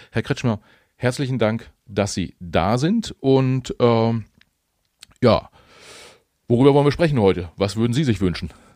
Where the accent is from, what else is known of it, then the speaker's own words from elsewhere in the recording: Mecklenburg-Vorpommern, Germany; now in Hamburg, Germany; ich als Mecklenburger, der, der aktuell in Hamburg lebt